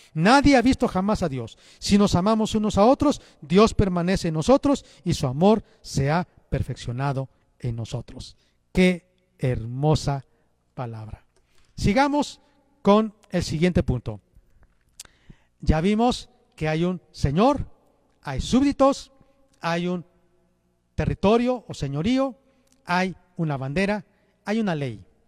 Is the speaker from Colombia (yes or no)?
no; Mexico; Los mexicanos tenemos rasgos, características, cultura, lenguaje, tradiciones como mexicanos